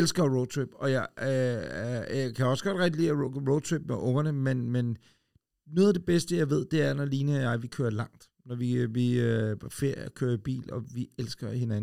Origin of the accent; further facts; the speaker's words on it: Ølstykke, Capital Region of Denmark, Denmark; en gammel Ford Escort Mark 1 jeg som holdt ude i indkørselen derhjemme i Ølstykke